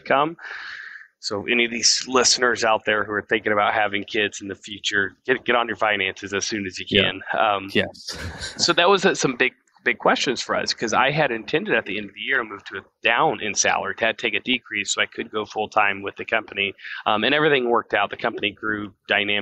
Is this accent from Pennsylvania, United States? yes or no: no; Half Moon, Arkansas, United States; I was born in Half Moon, Arkansas